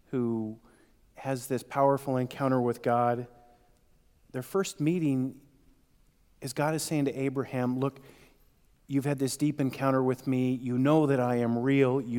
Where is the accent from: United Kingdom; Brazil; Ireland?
Ireland; And though I'm Irish and I tend to think too much along the way